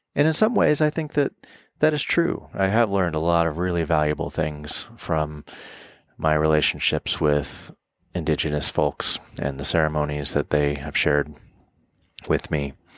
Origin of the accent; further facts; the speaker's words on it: Florida, United States; moved away as an adult; now in Colorado, United States; I'm living in Colorado and I was born in Florida